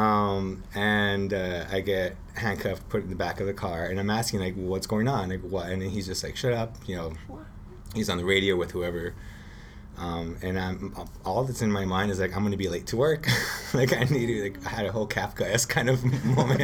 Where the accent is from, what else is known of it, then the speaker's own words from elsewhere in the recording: Los Angeles, California, United States; I grew up in Boyle Heights